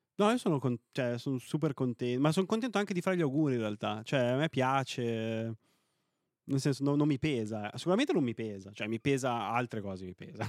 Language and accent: Italian; Novara, Piedmont, Italy; io sono piemontese, no? Eh, sono di Novara